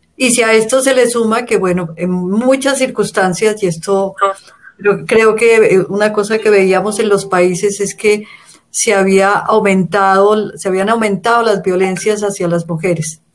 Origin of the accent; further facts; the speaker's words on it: Colombia; soy de Colombia, vivo en Bogotá